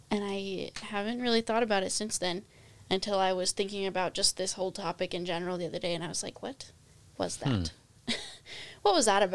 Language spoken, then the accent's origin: English; Pinesdale, Montana, United States; but honestly, growing up in Pinesdale, as little of time that I did have